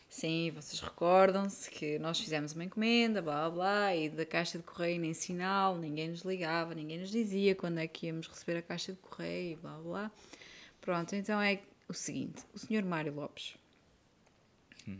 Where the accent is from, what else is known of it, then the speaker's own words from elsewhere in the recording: Porto, Norte, Portugal; moved away as an adult; now in Belgium; eu sou do Porto